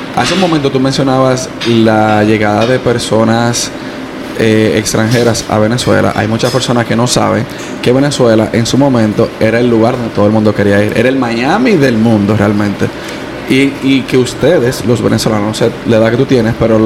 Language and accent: Spanish; Dominican Republic; now in United States; yo como dominicano, que también soy inmigrante